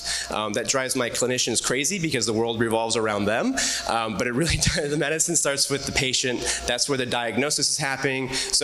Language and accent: English; Anchorage, Alaska, United States; born there; No joke, I was born in Anchorage, Alaska.